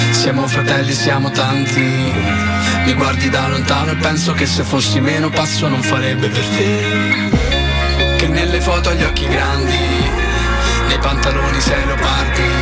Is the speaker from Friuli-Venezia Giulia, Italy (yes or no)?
no; Tarquinia, Lazio, Italy; Io sono di Tarquinia, vicinissimo a Roma.